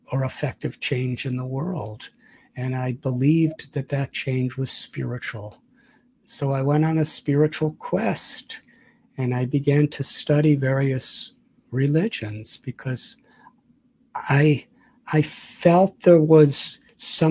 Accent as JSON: {"language": "English", "town": "Chicago", "region": "Illinois", "country": "United States", "tie": "born or raised there", "moved": "yes", "lives_now": "India", "said": "I was born in 1950 in Chicago"}